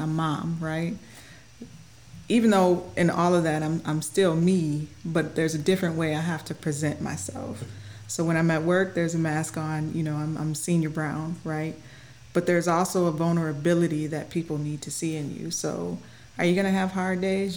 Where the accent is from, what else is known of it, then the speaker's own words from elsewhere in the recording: Mount Clemens, Michigan, United States; moved away as an adult; now in Scott Air Force Base, United States; I'm born and raised in Michigan